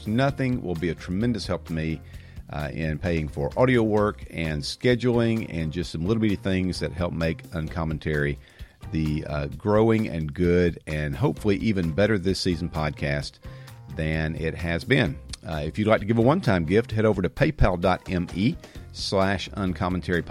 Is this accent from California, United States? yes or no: no; outside of Atlanta, Georgia, United States; also born or lived in Dothan, Alabama; we moved when I was a wee little lad, and I was raised outside of Atlanta